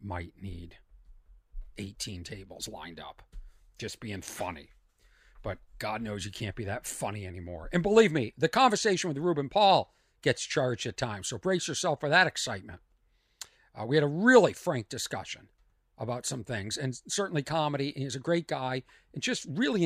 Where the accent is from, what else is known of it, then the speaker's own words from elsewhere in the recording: Lexington, Massachusetts, United States; my hometown, Lexington, Massachusetts